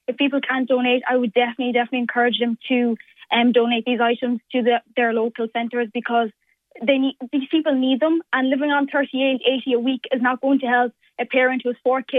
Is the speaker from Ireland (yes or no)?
yes; Leinster, Ireland; But no, Offaly is my home. Like, I recognise Ireland as my home. I'm Irish, so, like, as just as much as you are.